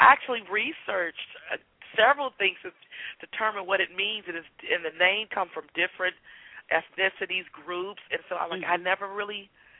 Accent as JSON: {"language": "English", "town": "Benton Harbor", "region": "Michigan", "country": "United States", "moved": "as an adult", "said": "A preacher's kid. And I'm from Michigan, and so mm-hmm. a small town of Benton Harbor, Michigan."}